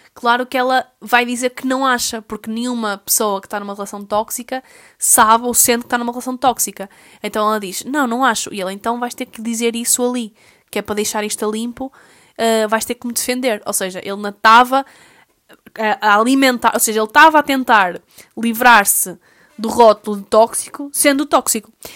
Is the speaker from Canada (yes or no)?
no; Portugal; a nós enquanto portugueses